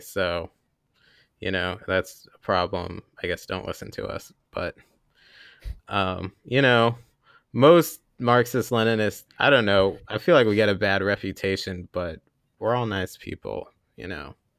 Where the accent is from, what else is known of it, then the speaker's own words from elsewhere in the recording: Columbus, Ohio, United States; also born or lived in Hillsdale, Michigan; I grew up in Columbus, Ohio